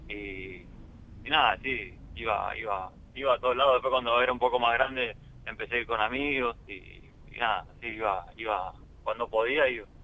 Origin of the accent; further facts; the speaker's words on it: Lomas de Zamora, Buenos Aires Province, Argentina; moved away as an adult; also born or lived in Scotland; soy eh, de Buenos Aires, zona sur, de, Loma de Zamora, más en Lavallol. Mira. viví, hasta, hasta los 19, 20 años